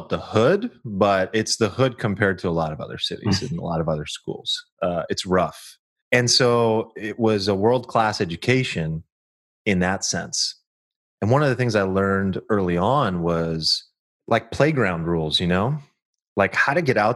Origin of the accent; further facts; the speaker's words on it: Sacramento, California, United States; I'm a kid from Sactown, Sacramento, California